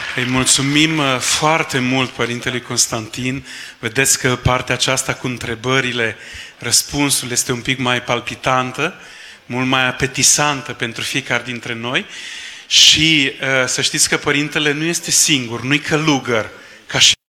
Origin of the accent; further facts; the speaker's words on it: Vaslui, Vaslui County, Romania; care suntem de aici din Vaslui